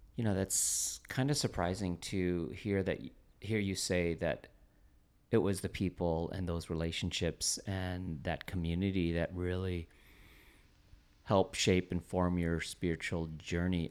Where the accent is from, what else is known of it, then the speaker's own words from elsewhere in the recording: Toronto, Ontario, Canada; now in Portland, United States; we grew up together in, um, Toronto, Canada